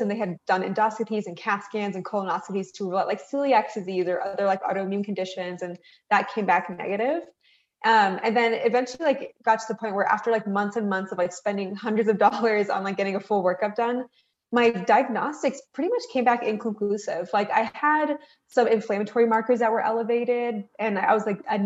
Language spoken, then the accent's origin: English; Reno, Nevada, United States; I am a first generation American. My parents are from Iran. We grew up in Reno, Nevada, which is on the western part of the US.